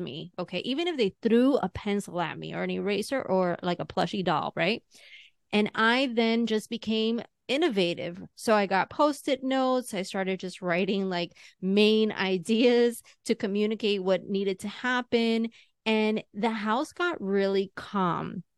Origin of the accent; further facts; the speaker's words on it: New York, United States; second generation, third generation New Yorker